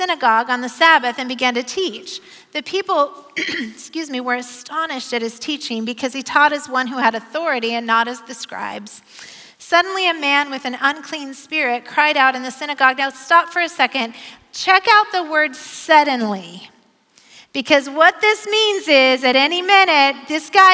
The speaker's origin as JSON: {"language": "English", "town": "Bend", "region": "Oregon", "country": "United States", "moved": "as an adult", "lives_now": "Portland, United States", "said": "I'm from Bend"}